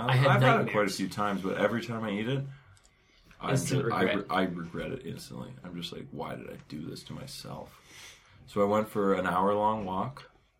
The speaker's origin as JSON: {"language": "English", "country": "Canada", "tie": "born or raised there", "said": "Well, I am Canadian. Born and raised."}